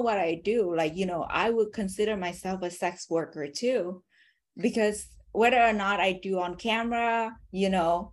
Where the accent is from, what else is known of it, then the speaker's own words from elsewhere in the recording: Vietnam; English is a second language; moved away; I was born in Vietnam